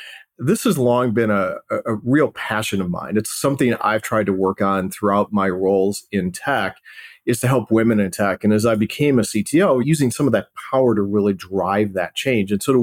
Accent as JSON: {"language": "English", "town": "South Holland", "region": "Illinois", "country": "United States", "tie": "born or raised there", "said": "I grew up in a town called South Holland, Illinois, which is in the south suburbs of Chicago."}